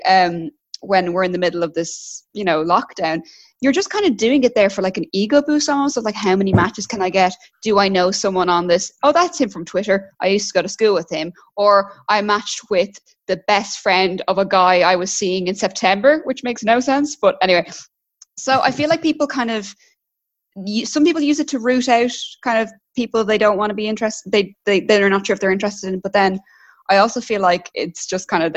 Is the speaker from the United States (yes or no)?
no; Straffan, County Kildare, Ireland; also born or lived in Dublin; I'm originally from Kildare, so I grew up in Kildare, in Strafford